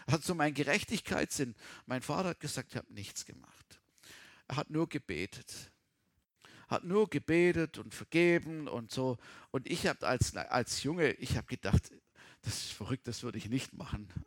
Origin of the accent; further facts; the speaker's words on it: Baden-Württemberg, Germany; Also ich komme aus dem Schwarzwald und meine Eltern hatten immer Feriengäste